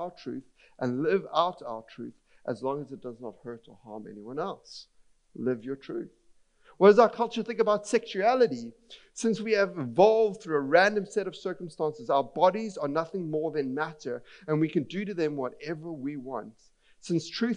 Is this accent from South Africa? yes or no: yes; Cape Town, Western Cape, South Africa; I'm from Cape Town